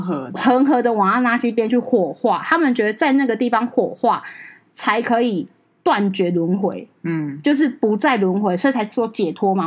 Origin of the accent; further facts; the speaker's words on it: Penghu County, Taiwan; 我澎湖人嘛， 澎湖人有那种海女性格